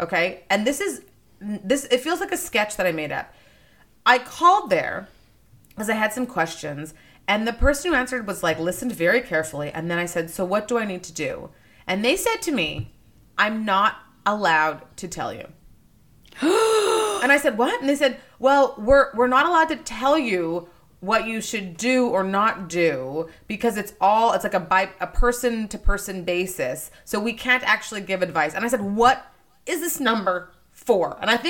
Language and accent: English; Nigeria; born there; I was born in Nigeria. I'm like, it would have been an opportunity for me to apply as a Nigerian